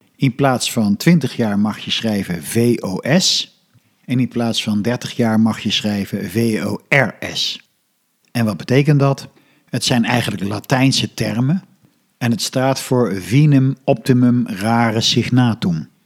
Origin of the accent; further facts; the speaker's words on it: Netherlands; Als Nederlander ben je op veel plaatsen gewend